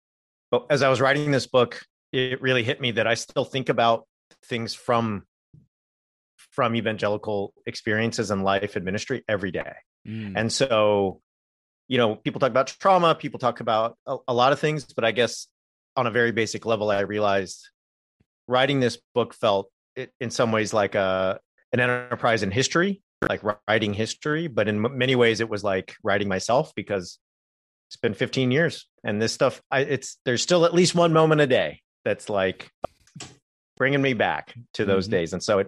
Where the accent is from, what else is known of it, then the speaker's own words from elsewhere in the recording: California, United States; I grew up in Southern California, converted at a mega church when I was 14, was in ministry by 18.